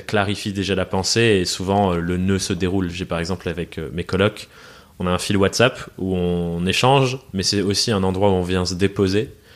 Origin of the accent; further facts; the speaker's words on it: France; also born or lived in England; suis, né en Angleterre. J'ai déménagé en France quand j'étais quand j'étais gosse